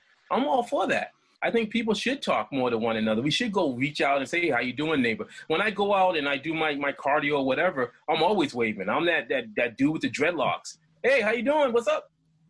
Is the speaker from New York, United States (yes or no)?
no; Boston, Massachusetts, United States; I grew up in Boston and I grew up in the projects